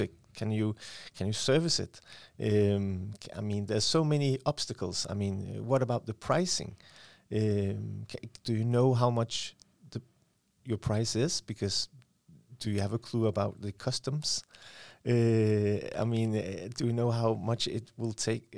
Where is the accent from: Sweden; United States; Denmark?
Denmark; Aalborg, North Denmark Region; I was born and raised in Aalborg